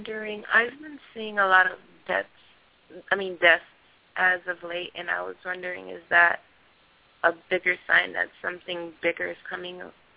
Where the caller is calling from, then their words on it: Miami, Florida, United States; I'm calling from Miami.